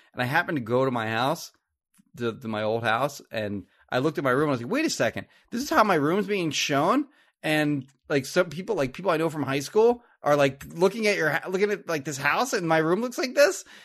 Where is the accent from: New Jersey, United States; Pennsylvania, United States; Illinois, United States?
New Jersey, United States; Marlton; I grew up in Marlton and, uh, my parents sold their house in Marlton